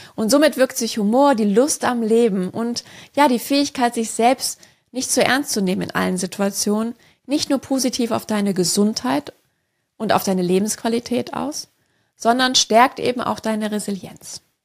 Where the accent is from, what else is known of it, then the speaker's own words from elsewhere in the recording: Rhineland, Germany; Ich bin gebürtige Rheinländerin